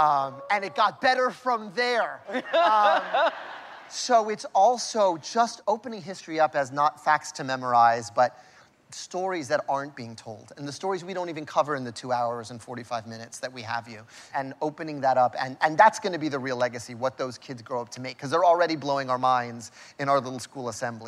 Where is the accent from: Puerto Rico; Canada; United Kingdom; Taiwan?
Puerto Rico; Vega Alta; But my hometown, Vega Alta, is still without power, where my aunt and uncle and cousins, who I love very much and I'm very close to, we got matching tattoos, all live.